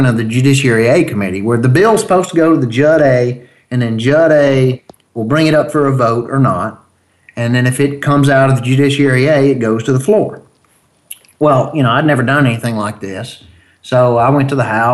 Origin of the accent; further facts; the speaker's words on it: Mobile, Alabama, United States; now in Mississippi, United States; I'm from Mobile, Alabama, originally